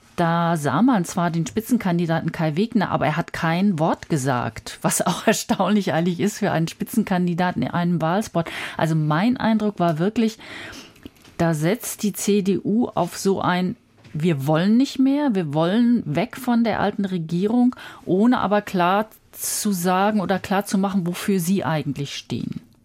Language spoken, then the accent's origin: German; Berlin, Germany; Aber aus West-Berlin